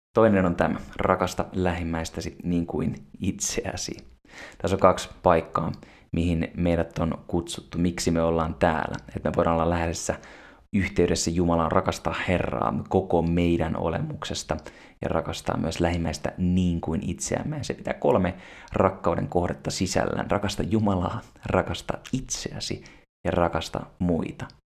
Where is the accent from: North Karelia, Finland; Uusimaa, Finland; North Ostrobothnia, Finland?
Uusimaa, Finland; Espoo; mä olen syntynyt Despossa Jorvin sairaalassa